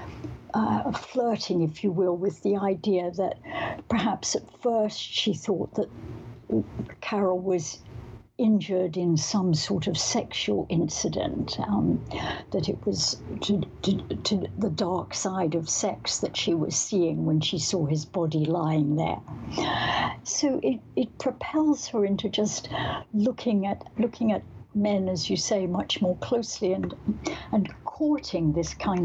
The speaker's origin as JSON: {"language": "English", "region": "Scotland", "country": "United Kingdom", "tie": "born or raised there", "said": "Growing up in Scotland, although we weren't particularly religious"}